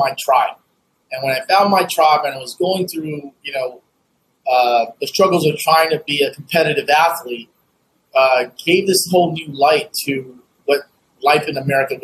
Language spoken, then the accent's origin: English; United States; also born or lived in Vietnam (home country, left as child); I did make a trip back to my home country in my early 30s, and just to reconnect with the world I left behind, because I kind of like, I jokingly said, tell folks, like, you know, I'm a corn-fed Asian, right? And so like, I'm as American as American me